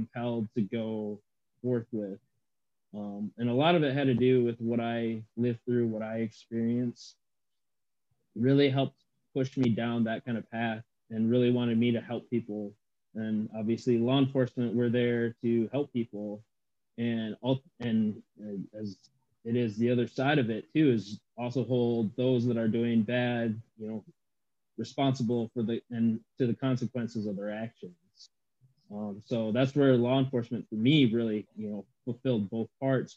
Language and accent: English; Midland, Michigan, United States; also born or lived in Anchorage, Alaska / Dillingham, Alaska / Moses Lake, Washington; moved from Washington to Midland, Michigan. So if people are familiar with that area, that's where I ultimately grew up.